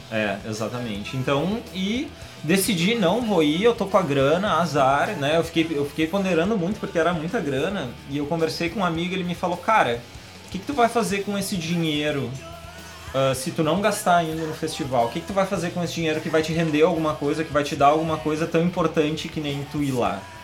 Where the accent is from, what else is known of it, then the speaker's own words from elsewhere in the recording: Brazil; na verdade eu sou do Brasil.